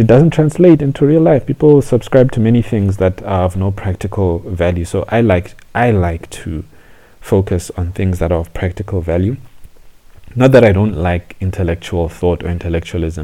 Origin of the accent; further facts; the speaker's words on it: South Africa; also born or lived in Zambia / Johannesburg, South Africa; I grew up in South Africa